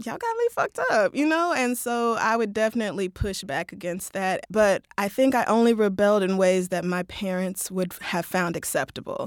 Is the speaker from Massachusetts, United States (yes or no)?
no; Tulsa, Oklahoma, United States; moved away; I grew up in Tulsa